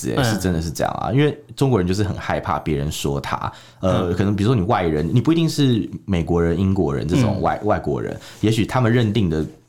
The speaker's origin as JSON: {"language": "Chinese", "country": "Taiwan", "said": "就是听起来我们台湾人听可能怪怪"}